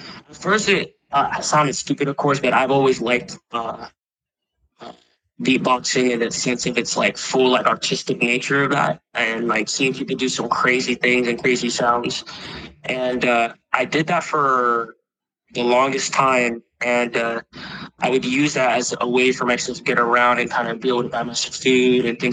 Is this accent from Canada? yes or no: no; Puerto Rico; moved away; I was born in Puerto Rico